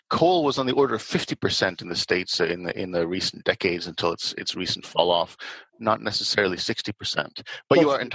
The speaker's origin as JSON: {"language": "English", "country": "Canada", "said": "Canada, my home country"}